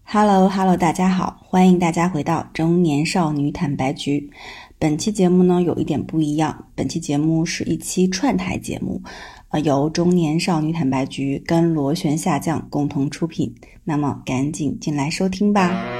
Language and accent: Chinese; Changchun, Jilin, China; now in Vancouver, Canada; 因为我们家老，我们老家是长春的哦